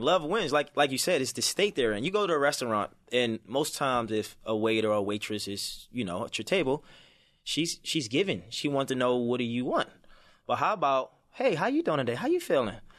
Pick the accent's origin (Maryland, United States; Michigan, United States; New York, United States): Maryland, United States; Baltimore; I'm from Baltimore City, so I grew up, it was tough